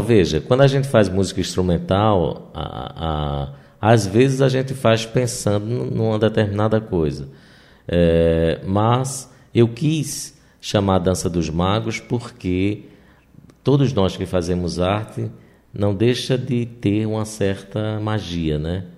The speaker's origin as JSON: {"language": "Portuguese", "region": "Northeast Region", "country": "Brazil", "said": "como nordestinos e como pessoas do interior"}